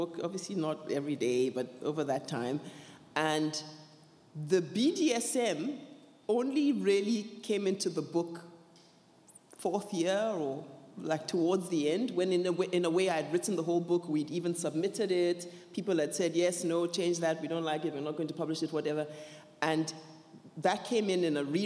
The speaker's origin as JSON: {"language": "English", "country": "Nigeria", "tie": "born or raised there", "said": "I was growing up in Nigeria"}